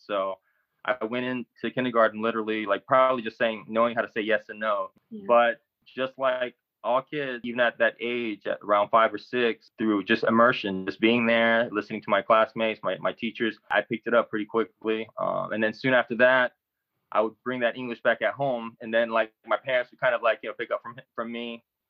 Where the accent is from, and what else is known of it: California, United States; born or raised there; also born or lived in South Korea